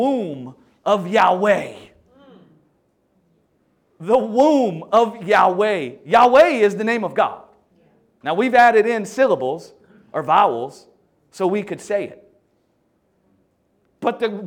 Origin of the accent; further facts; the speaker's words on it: the South, United States; I'm from the South in America. I don't know if you can tell, I have a funny accent.